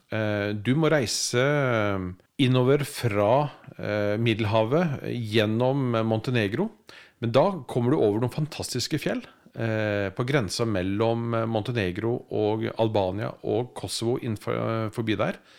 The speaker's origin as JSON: {"language": "Norwegian", "country": "Norway", "said": "Men for oss som nordmenn så er det et land?"}